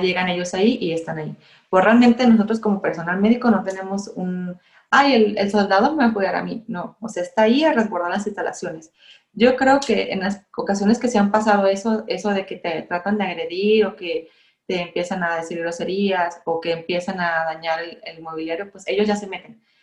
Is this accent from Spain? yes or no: no; Mexico